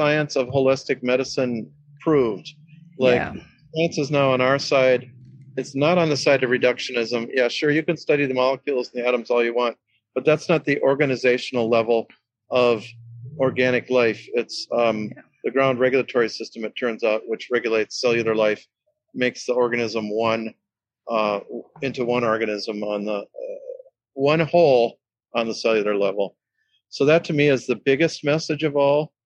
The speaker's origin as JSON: {"language": "English", "area": "Seminole Reservation", "region": "Florida", "country": "United States", "tie": "born or raised there", "said": "my background growing up on the Seminole Res"}